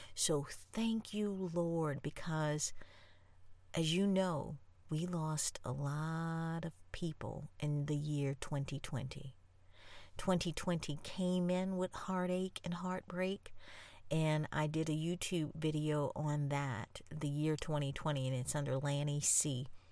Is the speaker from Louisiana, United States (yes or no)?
yes; New Orleans, Louisiana, United States; I'm from New Orleans